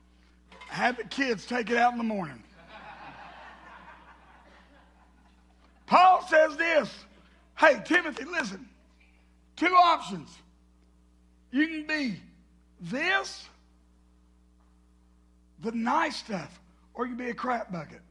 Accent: the South, United States; accent: southern; my southern accent.

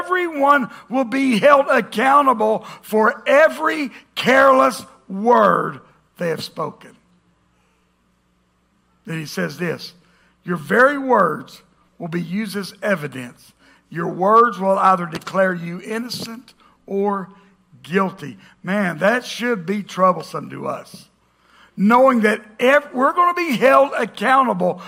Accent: the South, United States; we grew up in the South. Man, I'm American by birth, Southern by the grace of God

